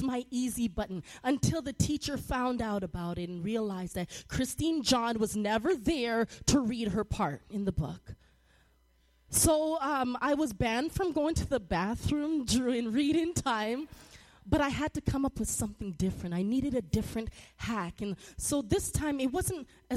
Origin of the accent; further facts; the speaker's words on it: Toronto, Ontario, Canada; moved away; I grew up in Toronto, Canada, and we called it junior high in seventh and eighth grade.